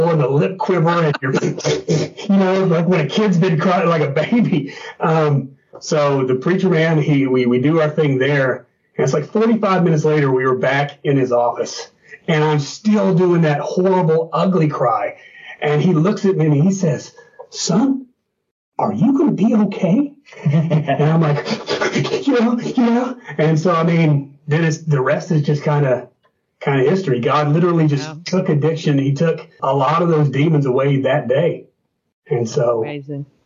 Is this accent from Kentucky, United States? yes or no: yes; Northeastern Kentucky, United States; also born or lived in Naples, Florida; Northeastern Kentucky. I was born in Naples, but raised here.